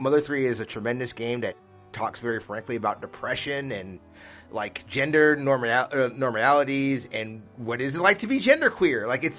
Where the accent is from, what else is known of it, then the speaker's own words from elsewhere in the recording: Utah, United States; Shout out to Nolan Bushnell, the creator of Atari and Chuck E. Cheese from my home state of Utah.